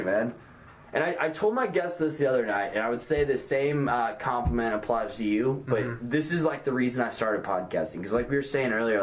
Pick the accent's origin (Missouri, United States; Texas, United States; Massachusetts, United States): Missouri, United States; St. Louis; moved away; also born or lived in Chicago; I used to live in Chicago, and I grew up in St. Louis